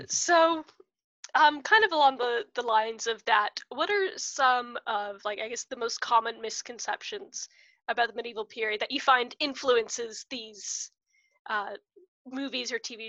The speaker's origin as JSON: {"language": "English", "country": "United States", "said": "family, we come from the States"}